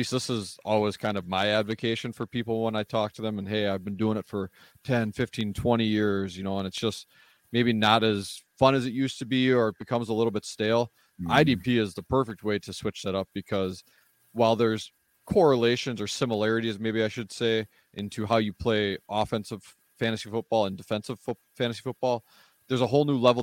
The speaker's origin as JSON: {"language": "English", "region": "Wisconsin", "country": "United States", "tie": "born or raised there", "said": "I'm born and raised in Wisconsin"}